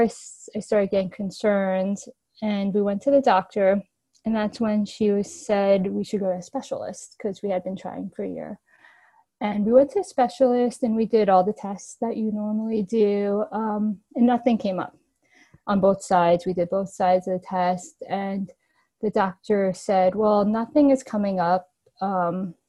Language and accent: English; New York, United States; I grew up in New York and I live in New York City currently.